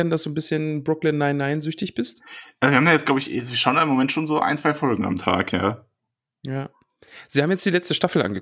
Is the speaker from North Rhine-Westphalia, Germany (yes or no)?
yes; Solingen, North Rhine-Westphalia, Germany; Ich komme aus Solingen. Ja, Solingen, Schmolingen, also wirklich. Das ist die Klingenstadt.